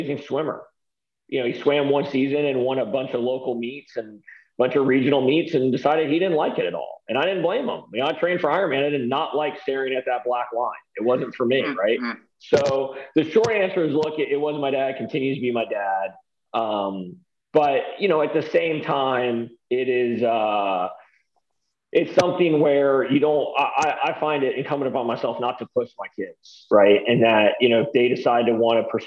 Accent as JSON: {"language": "English", "town": "Birmingham", "region": "Alabama", "country": "United States", "tie": "born or raised there", "said": "I grew up in Birmingham, Alabama"}